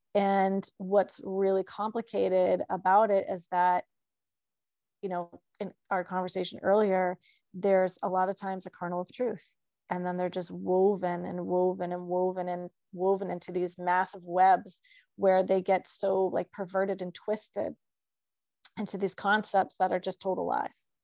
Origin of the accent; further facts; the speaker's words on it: New Hampshire, United States; moved away as an adult; also born or lived in New Jersey / Pennsylvania; I grew up in New Hampshire.